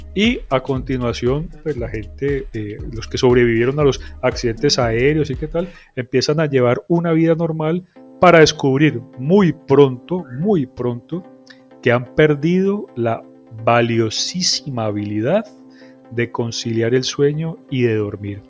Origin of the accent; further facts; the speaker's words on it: Cali, Valle del Cauca, Colombia; Yo que soy caleño